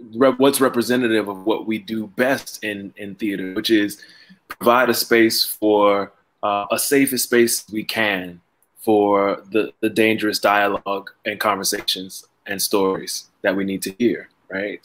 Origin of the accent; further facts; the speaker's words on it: Miami, Florida, United States; moved away as an adult; also born or lived in New Haven, Connecticut; I am from Miami, Florida